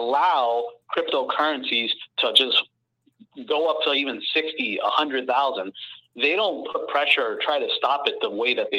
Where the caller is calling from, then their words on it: Miami, Florida, United States; I'm calling from Miami.